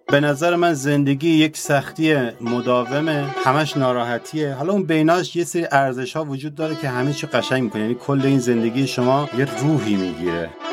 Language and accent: Persian; Kermanshah, Kermanshah Province, Iran; من کرمانشاهیم و بهشم افتخار میکنم